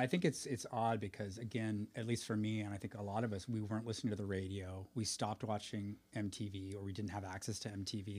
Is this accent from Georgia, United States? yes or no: no; Half Moon Bay, California, United States; moved away; also born or lived in Moss Beach; growing up in Hafen Bay